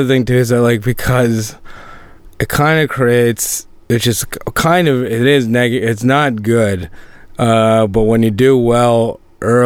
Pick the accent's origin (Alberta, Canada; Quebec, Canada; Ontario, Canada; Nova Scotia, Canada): Nova Scotia, Canada; Sydney; moved away; I grew up in Sydney